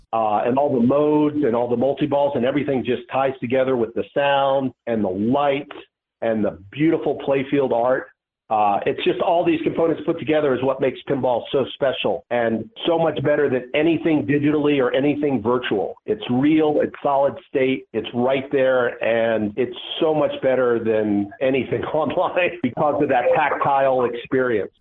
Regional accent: Atlanta, Georgia, United States; I grew up in Atlanta

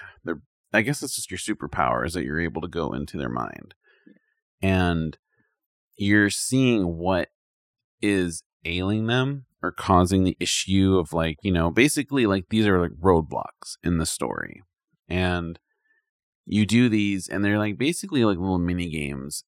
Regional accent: United States; I'm from America

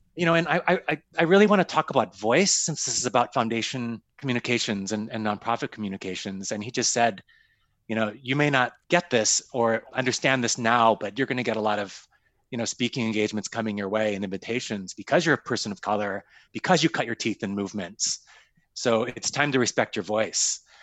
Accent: Sioux Falls, South Dakota, United States; moved away; I grew up in Sioux Falls, South Dakota, and literally went to Laura Ingalls Wilder Elementary School

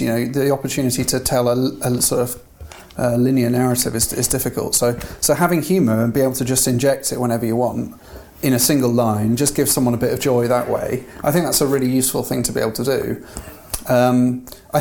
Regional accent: England, United Kingdom; I'm English

